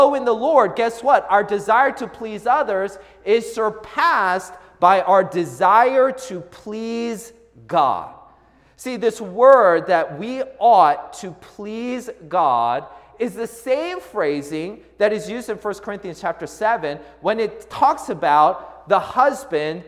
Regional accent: Seattle, Washington, United States; I grew up in the Seattle area.

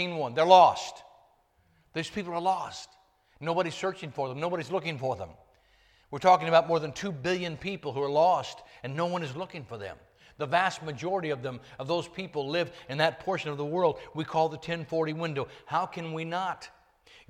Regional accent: Northern California, United States; I dropped out of school in Northern California when I was 16

